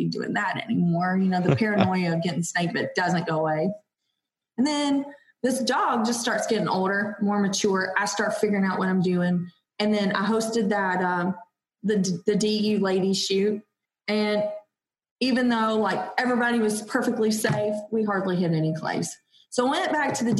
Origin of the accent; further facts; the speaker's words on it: Georgia, United States; I'm from Georgia, so we only have like our preserves and our plantation life